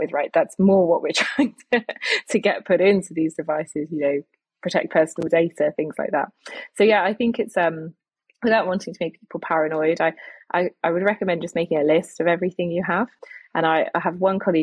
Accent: United Kingdom; I'm British

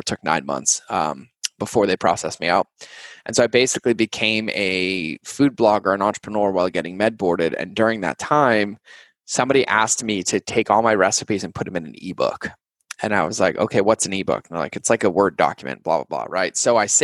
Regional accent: New England, United States; I grew up in New England

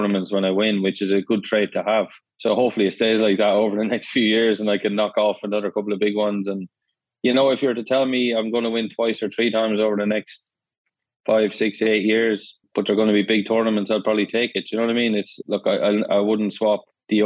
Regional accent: Ireland; moved away as an adult; now in Florida, United States; I am Irish

